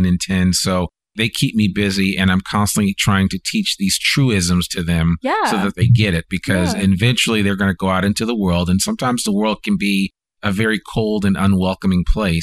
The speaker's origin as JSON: {"language": "English", "region": "Northeast", "country": "United States", "moved": "yes", "lives_now": "Northwest Arkansas, United States", "said": "I'm from the Northeast"}